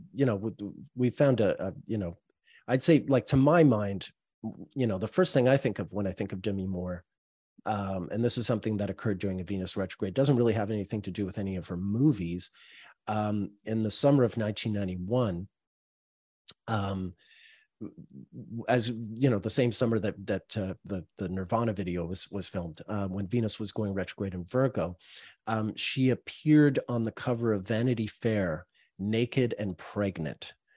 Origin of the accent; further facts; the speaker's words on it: Montreal, Quebec, Canada; I'm from Montreal